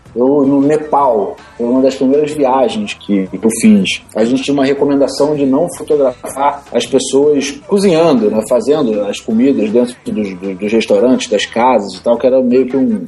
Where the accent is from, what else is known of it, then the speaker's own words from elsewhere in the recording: Brazil; eu não sou italiano, eu sou do Brasil